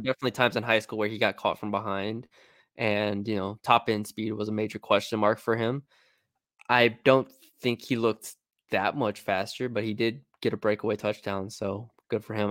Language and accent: English; Texas, United States; I'm from Texas